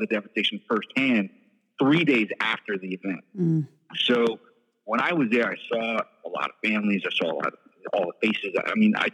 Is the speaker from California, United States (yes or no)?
no; New York City, New York, United States; I was born and raised in New York City